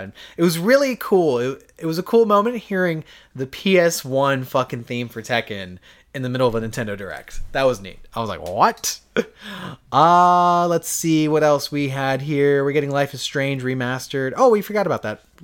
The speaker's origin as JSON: {"language": "English", "country": "United States", "said": "I'm an American"}